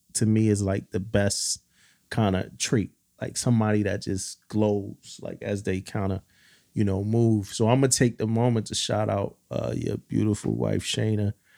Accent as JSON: {"language": "English", "town": "Philadelphia", "region": "Pennsylvania", "country": "United States", "said": "I'm from Philly"}